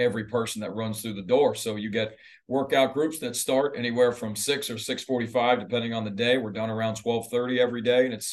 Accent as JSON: {"language": "English", "area": "Jersey Shore", "region": "New Jersey", "country": "United States", "tie": "born or raised there", "moved": "yes", "said": "I grew up on the Jersey Shore"}